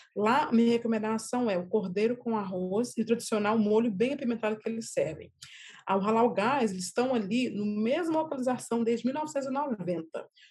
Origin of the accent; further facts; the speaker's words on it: Minas Gerais, Brazil; moved away; eu sou mineira, né, mas saí do Brasil, de Minas, né, bem nova